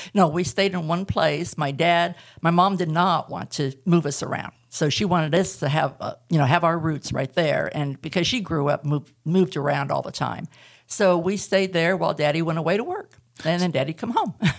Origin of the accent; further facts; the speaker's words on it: Southern California, United States; moved away as an adult; also born or lived in Tehachapi, California / Northwest Arkansas; now in Arkansas, United States; I was born and raised in Southern California, and the last three years we lived there, we moved up into the mountains and the desert at the same time, and there's a little place called Tehachapi